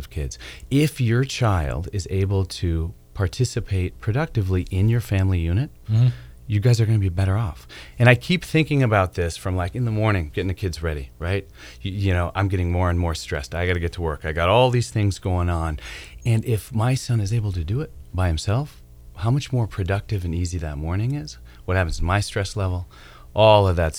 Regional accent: Wisconsin, United States; now in Durham, United States; I'm from Wisconsin.

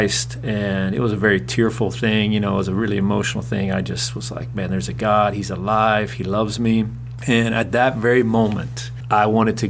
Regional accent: Chattanooga, Tennessee, United States; now in West Palm Beach, United States; I grew up in Chattanooga, Tennessee

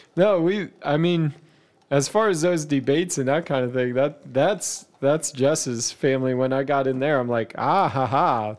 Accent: Pennsylvania, United States; moved away as an adult; also born or lived in Ohio; we moved to Ohio from Pennsylvania

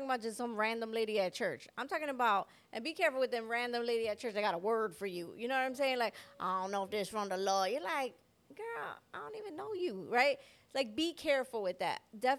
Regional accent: Chicago, Illinois, United States; I was like, we're from Chicago. We got places to go.

